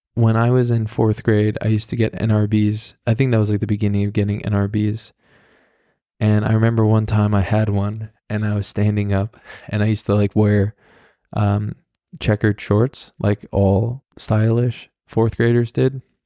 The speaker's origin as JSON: {"language": "English", "area": "the Hamptons", "region": "New York", "country": "United States", "tie": "born or raised there", "said": "I was at a club in my hometown, And this was a club that actually, I mean, it was in the Hamptons"}